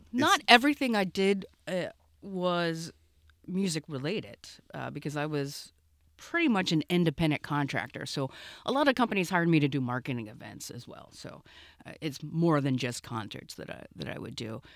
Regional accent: Cincinnati, Ohio, United States; I grew up in Cincinnati

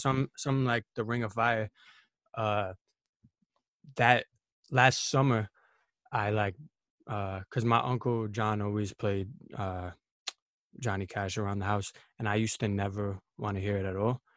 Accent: New York City, New York, United States; I'm from Queens, New York

